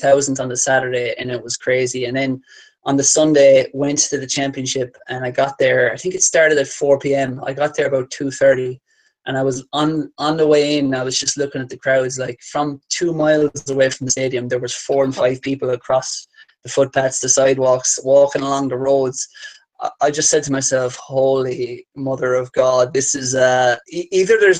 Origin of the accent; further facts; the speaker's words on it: Ireland; I say that as an Irishman